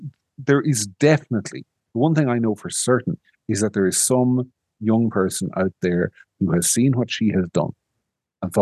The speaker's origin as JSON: {"language": "English", "region": "County Monaghan", "country": "Ireland", "tie": "born or raised there", "said": "where I grew up in County Monaghan"}